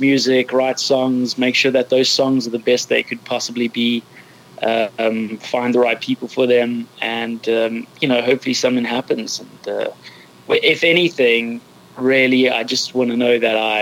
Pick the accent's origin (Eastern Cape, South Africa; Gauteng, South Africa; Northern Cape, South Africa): Gauteng, South Africa; Johannesburg; now in London, United Kingdom; I grew up in Johannesburg, South Africa. I'm now living in London.